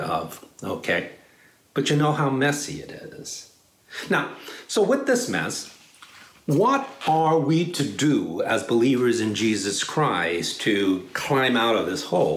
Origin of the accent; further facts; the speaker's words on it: New York City, New York, United States; moved away as an adult; also born or lived in Dallas, Texas / Chicago / San Francisco; now in Palo Alto, United States; I grew up in New York City